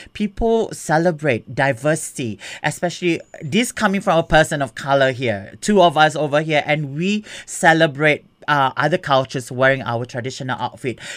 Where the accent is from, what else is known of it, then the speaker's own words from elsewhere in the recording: Singapore; now in Melbourne, Australia; I'm from Singapore and my background is uh, Malay, Malayu